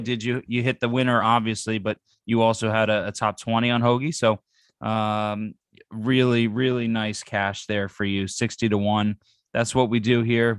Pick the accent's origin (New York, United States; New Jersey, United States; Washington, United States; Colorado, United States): New Jersey, United States; moved away; I grew up in New Jersey where Wawa was life